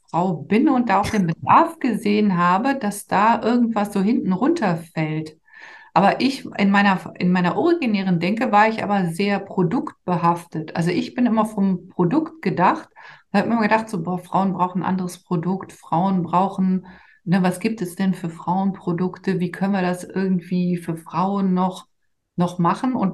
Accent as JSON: {"language": "German", "region": "Rhineland", "country": "Germany", "said": "weil mein Mann kommt aus Trier, ich komme halt aus dem Rheinland und der Rheinländer uns halt sehr, sehr nah ist und ich ja auch hierher komme, sind wir dann zurückgezogen"}